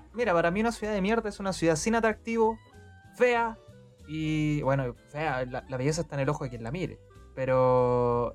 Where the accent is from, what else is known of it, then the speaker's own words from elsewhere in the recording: Santiago, Santiago Metropolitan Region, Chile; como buenos turistas santiaguinos pasamos